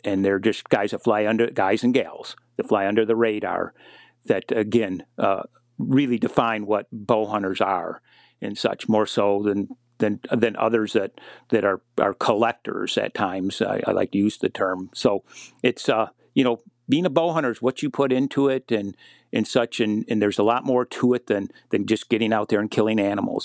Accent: Michigan, United States; my home state of Michigan

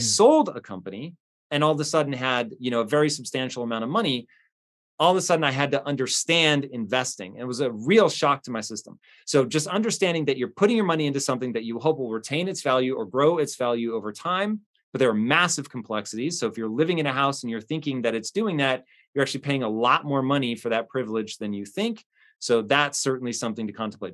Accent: United States; as an American

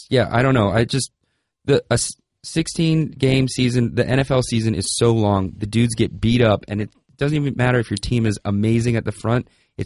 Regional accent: Denver, Colorado, United States; born there; I was born in Denver.

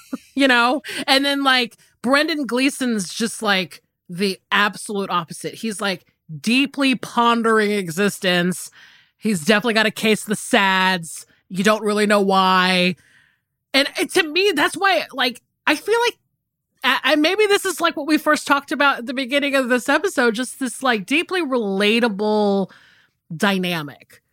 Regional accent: the South, United States; I grew up in the South and it's very hot down here

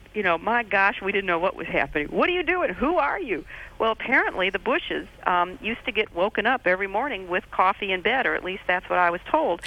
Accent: Midwest, United States; I grew up in the Midwest

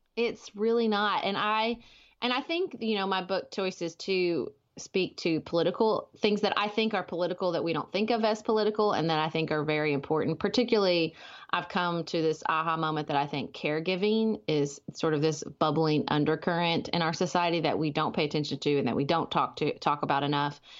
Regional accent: Paducah, Kentucky, United States; I live in my hometown of Paducah, Kentucky

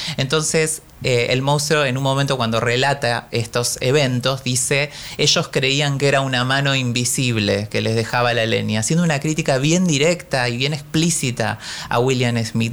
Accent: Paraná, Entre Ríos, Argentina; moved away; dos librerías que son muy conocidas en Paraná, que es mi ciudad natal

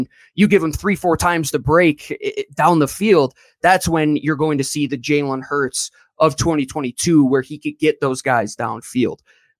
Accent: New York, United States; I'm from Western New York.

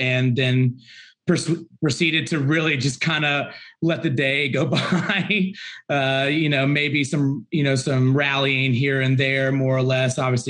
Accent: Charlotte, North Carolina, United States; I am from Charlotte

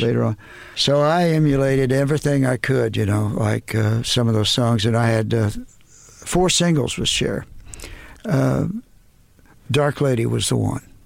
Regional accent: Dallas, Texas, United States; moved away; We're from Dallas

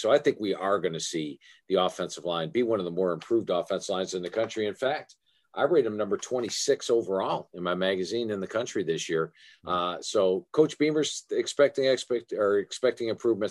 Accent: Ohio, United States; I was born in Ohio

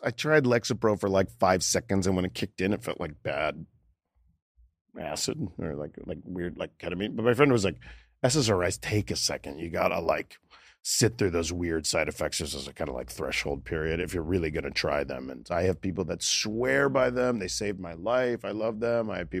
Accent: Boca Raton, Florida, United States; moved away; also born or lived in New York / Los Angeles; I grew up in Florida, in Boca Raton, Florida.

